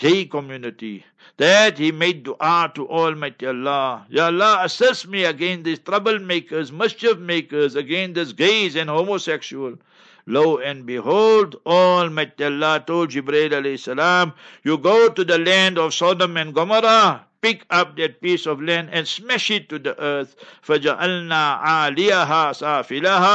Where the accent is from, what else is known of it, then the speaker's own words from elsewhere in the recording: Heidelberg, Gauteng, South Africa; moved away; in Heidelberg, my hometown where I was born and bred